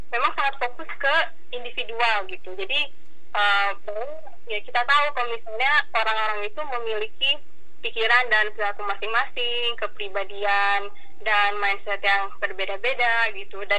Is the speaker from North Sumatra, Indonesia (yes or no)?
no; Jakarta, Indonesia; now in Yogyakarta, Indonesia; Iya, aku dari Jakarta.